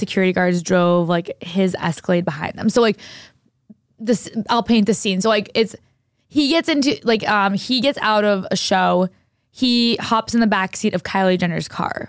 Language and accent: English; New Hampshire, United States; moved away; I went to high school in New Hampshire